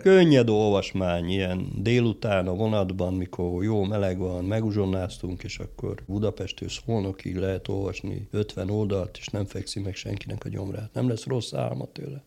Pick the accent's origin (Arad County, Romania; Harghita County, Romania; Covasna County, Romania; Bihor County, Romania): Arad County, Romania; Chișineu-Criș; moved away as an adult; also born or lived in Cluj-Napoca / Târgu Mureș; az én szülővárosom is Kisjenő